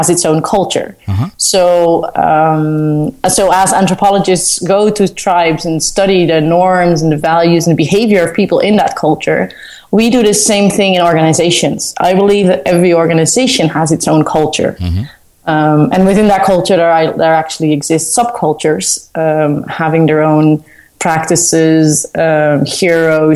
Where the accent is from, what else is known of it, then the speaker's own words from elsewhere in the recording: Netherlands; moved away as an adult; now in Sao Paulo, Brazil; I grew up in the Netherlands. I was born in the Netherlands